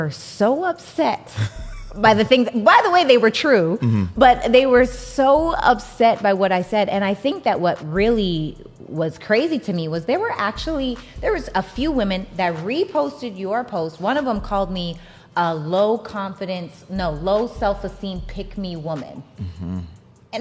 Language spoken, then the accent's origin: English; Regina, Saskatchewan, Canada; now in Los Angeles, United States; I'm from Regina, Saskatchewan, Canada, right? So I'm from a small town in Saskatchewan, Canada. I moved to Los Angeles by myself to pursue acting.